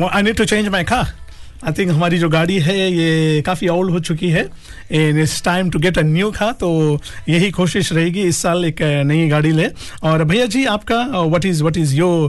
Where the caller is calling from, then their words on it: Nausori, Central Division, Fiji; नौसोरी, नौसोरी, नौसोरी, नौसोरी जी